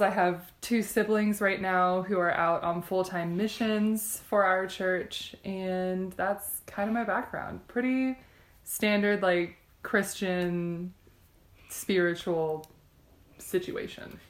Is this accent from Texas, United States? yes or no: yes; Texas, United States; moved away as an adult; also born or lived in Michigan; now in Provo, United States; I grew up in Texas.